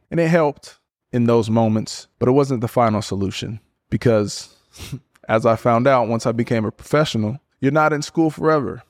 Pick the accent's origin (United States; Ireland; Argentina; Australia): United States; Portland, Oregon; moved away as an adult; also born or lived in Berkeley, California / Stanford, California / Houston, Texas / Miami, Florida; born and raised in Portland, Oregon.